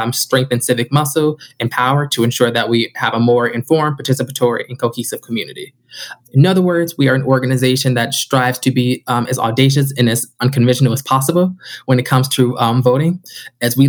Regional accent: Chicago, Illinois, United States; also born or lived in Denison University, Ohio; now in Cleveland, United States; I'm originally from Chicago

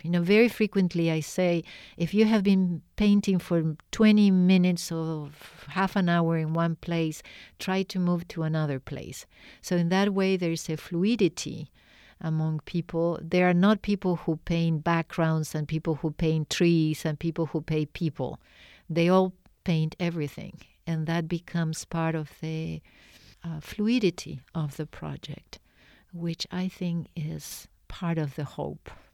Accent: Argentina; I am from Argentina

